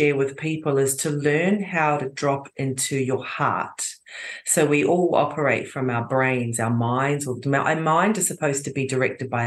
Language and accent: English; New Zealand; now in Croatia; I was born in New Zealand